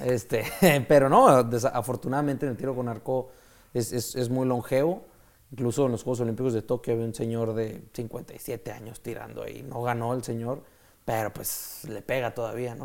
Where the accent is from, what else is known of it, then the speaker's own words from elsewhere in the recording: Mexico; soy el único mexicano que ha ganado una Copa del Mundo en tiro con arco